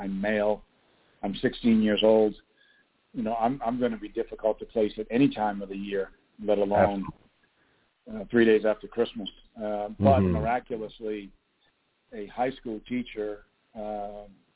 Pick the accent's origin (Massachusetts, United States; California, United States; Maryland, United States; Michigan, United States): Massachusetts, United States; New Bedford; I grew up in Massachusetts in a community called New Bedford